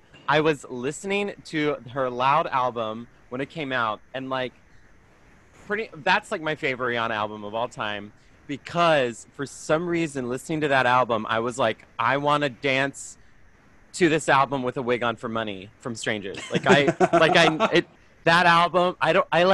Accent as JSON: {"language": "English", "town": "Greenville", "region": "South Carolina", "country": "United States", "tie": "born or raised there", "also_born_or_lived": "Brooklyn", "moved": "yes", "lives_now": "New York, United States", "said": "I'm from Greenville, South Carolina. So like the upstate area, Appalachian area."}